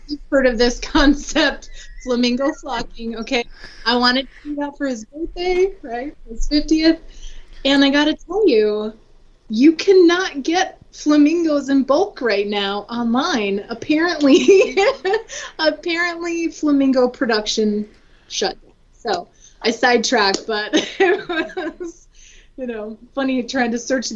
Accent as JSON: {"language": "English", "region": "Minnesota", "country": "United States", "moved": "as an adult", "lives_now": "Gwinnett County, Georgia, United States", "said": "I'm originally from Minnesota"}